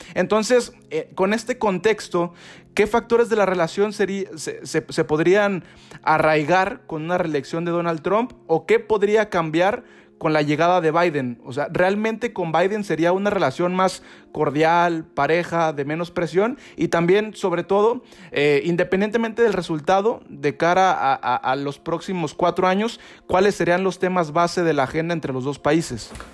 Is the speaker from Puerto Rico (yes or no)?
no; Mexico; nosotros, eh, como mexicanos